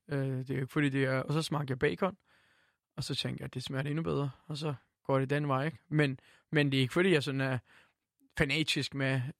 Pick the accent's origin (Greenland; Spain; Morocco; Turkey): Turkey; now in Denmark; nej, nej, jeg er tyrker. Jeg elsker at være her, men jeg er stadig tyrker